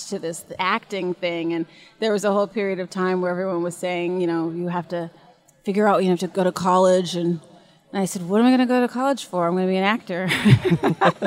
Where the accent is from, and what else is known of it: Santa Monica, California, United States; born or raised there; also born or lived in Hollywood, California